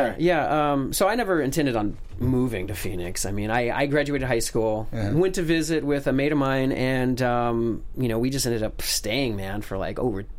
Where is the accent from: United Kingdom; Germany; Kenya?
Germany; moved away; also born or lived in United States; Yeah. I was born in the States. {S0} Okay. {S2} But I grew up in Germany. My father was he's an engineer.